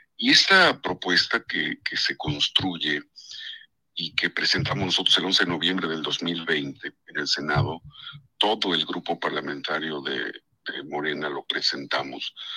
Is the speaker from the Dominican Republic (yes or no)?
no; Puebla, Mexico; tú y yo somos poblanos